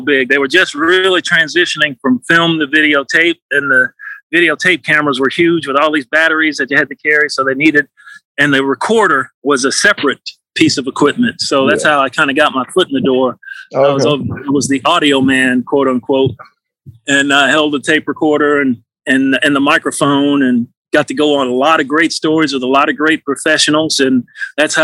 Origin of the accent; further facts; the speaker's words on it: Memphis, Tennessee, United States; I was lucky enough to get hired in my hometown